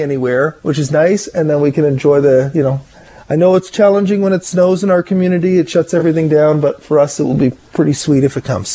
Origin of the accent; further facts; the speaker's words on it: Ottawa, Ontario, Canada; now in Victoria, Canada; I grew up in Ottawa. I am used to the snow.